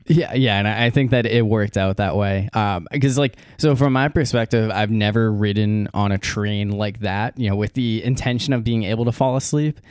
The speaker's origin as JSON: {"language": "English", "region": "New England", "country": "United States", "tie": "born or raised there", "moved": "yes", "said": "up in in New England there is a Boston Express, which is it's not a train but it's a bus, and it'll go it goes through my hometown."}